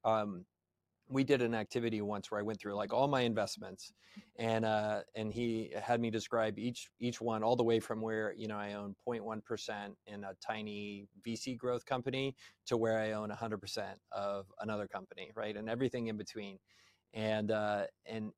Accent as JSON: {"language": "English", "country": "United States", "said": "I'm sorry for being an American"}